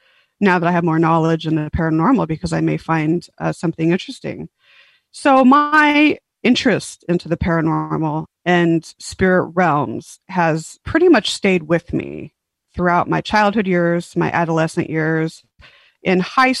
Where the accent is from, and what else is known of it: San Diego, California, United States; born or raised there; also born or lived in Huntington Beach, California / Las Vegas, Nevada